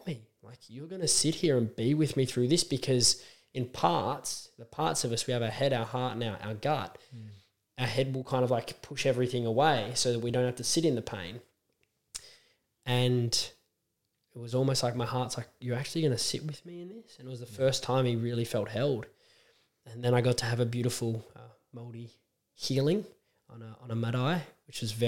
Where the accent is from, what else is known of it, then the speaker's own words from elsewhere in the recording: Australia; me as an Aussie